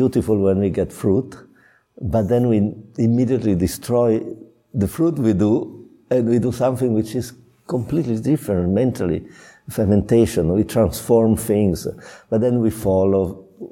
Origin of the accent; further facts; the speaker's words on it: Piedmont, Italy; now in Chianti, Italy; I'm from Piedmont.